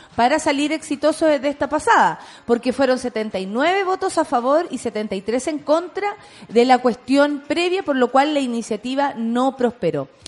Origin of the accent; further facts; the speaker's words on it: Chile; como chilenos